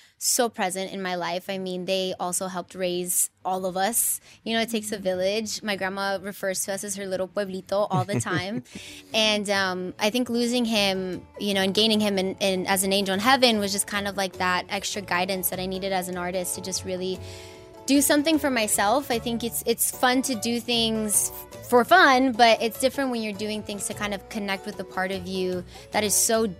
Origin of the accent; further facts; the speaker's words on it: Inglewood, California, United States; I'm 100% proud to be born and raised in Inglewood and to be from California, but I'm also really proud of my Mexican roots.